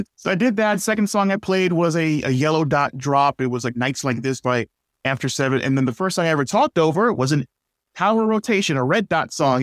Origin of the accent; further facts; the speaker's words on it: New York City, New York, United States; moved away as an adult; I'm from inner city Brooklyn.